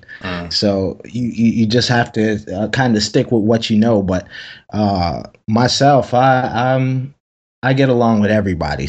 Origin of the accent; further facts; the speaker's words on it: Anderson, South Carolina, United States; moved away; I'm from South Carolina. I'm from a very small place in South Carolina called Anderson.